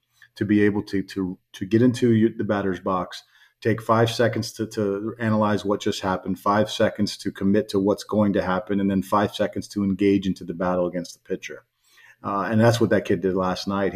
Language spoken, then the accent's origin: English; Miami, Florida, United States; I grew up in Miami. I have some Cuban blood in me